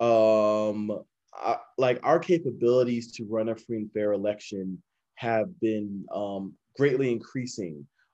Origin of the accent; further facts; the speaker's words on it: Smyrna, Georgia, United States; Born and raised in Smyrna, Georgia. I've lived in Georgia all my life